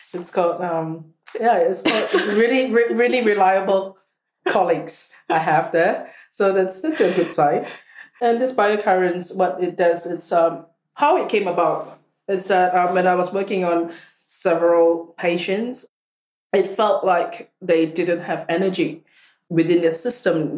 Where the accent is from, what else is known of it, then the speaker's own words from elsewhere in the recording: Singapore; moved away; I come from Singapore